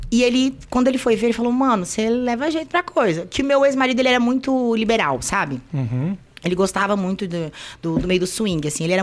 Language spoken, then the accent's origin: Portuguese; Guaíba, Rio Grande do Sul, Brazil; moved away; also born or lived in Porto Alegre / Fortaleza; eu nasci em Porto Alegre, lá ah. no, na PUC, ah. e aí depois eu fui pra Guaíba.